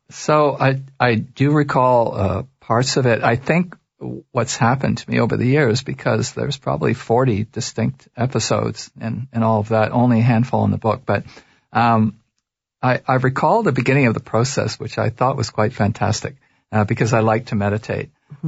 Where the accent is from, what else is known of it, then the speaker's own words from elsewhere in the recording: Toronto, Ontario, Canada; I was raised in Toronto.